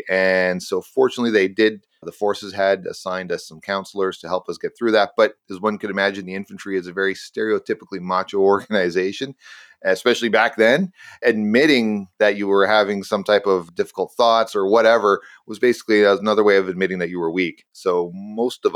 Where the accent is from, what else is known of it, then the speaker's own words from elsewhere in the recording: Canada; I'm a Canadian